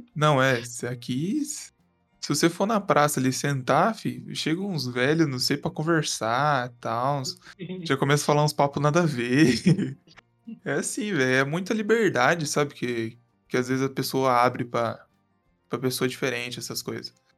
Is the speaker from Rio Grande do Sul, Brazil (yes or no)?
no; Minas Gerais, Brazil